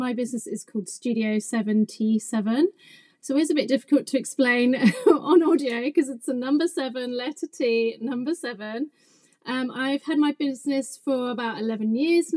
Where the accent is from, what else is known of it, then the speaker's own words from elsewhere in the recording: England, United Kingdom; also born or lived in London; I'm English.